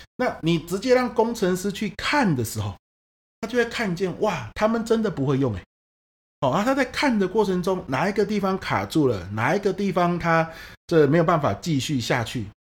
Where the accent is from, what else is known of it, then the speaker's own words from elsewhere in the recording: Pingtung County, Taiwan; 像我是屏东人